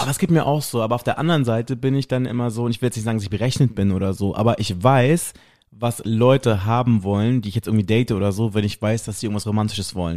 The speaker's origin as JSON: {"language": "German", "region": "West Germany", "country": "Germany", "moved": "yes", "said": "ich bin halt so ein richtiger Wessi"}